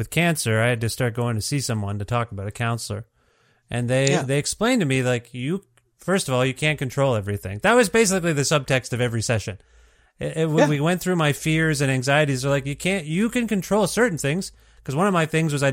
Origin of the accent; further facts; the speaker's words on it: Ontario, Canada; moved away as an adult; now in Alberta, Canada; I'm from Ontario. Canada